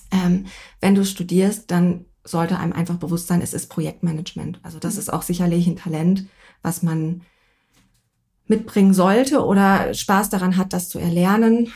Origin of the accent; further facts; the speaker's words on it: North Rhine-Westphalia, Germany; now in Munich, Germany; ich komme eigentlich aus NRW